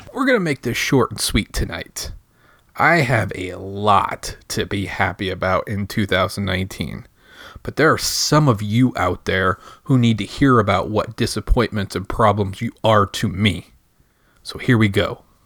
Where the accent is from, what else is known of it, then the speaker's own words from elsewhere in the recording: Michigan, United States; now in Indiana, United States; I grew up in Michigan.